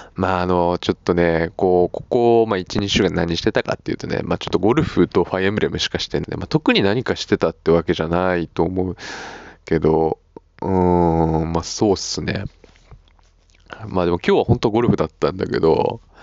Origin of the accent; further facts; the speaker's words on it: Chiba, Japan; now in Suita, Japan; 俺の地元は時計だ。よ、わかるかこの名前。よ。千葉、千葉だぜ。ああ外房線。